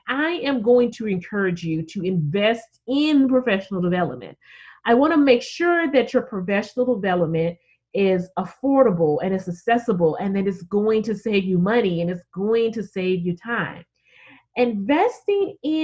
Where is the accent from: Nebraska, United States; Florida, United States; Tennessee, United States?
Tennessee, United States; Memphis; my hometown of Memphis